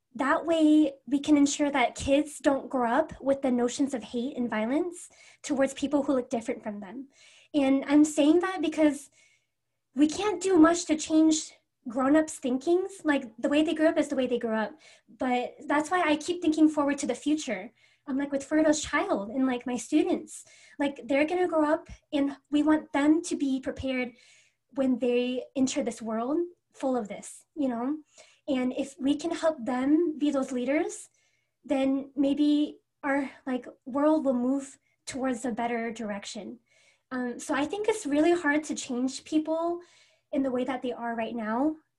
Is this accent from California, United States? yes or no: no; Everett, Washington, United States; I'm from Everett, Washington